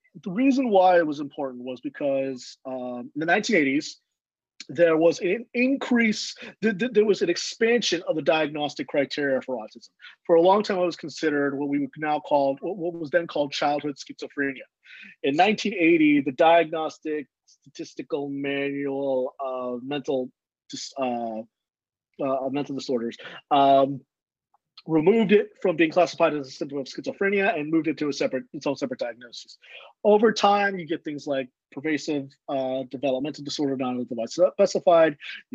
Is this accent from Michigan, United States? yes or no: no; Chicago, Illinois, United States; born there; So as a Mexican American man, I was born in Chicago, but my dad's from Texas and my mom is from California.